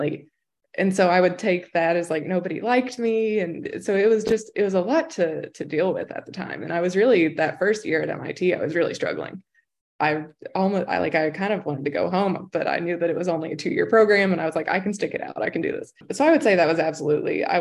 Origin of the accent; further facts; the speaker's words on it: Pikeville, Kentucky, United States; moved away as an adult; also born or lived in Cambridge, Massachusetts; Anytime I would say I was from Pikeville, they'd be like, oh, you're from Pikeville